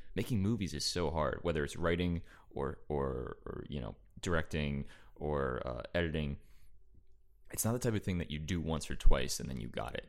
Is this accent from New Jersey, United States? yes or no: yes; East Brunswick, New Jersey, United States; I am from New Jersey, East Brunswick, New Jersey, Central New Jersey